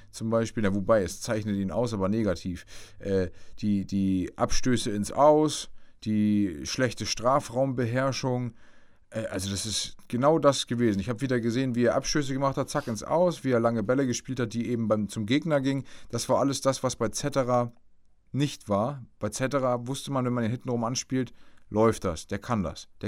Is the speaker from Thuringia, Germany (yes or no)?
no; Bremen, Germany; Als Bremer dachte ich, geil, da muss man jetzt richtig äh, dranbleiben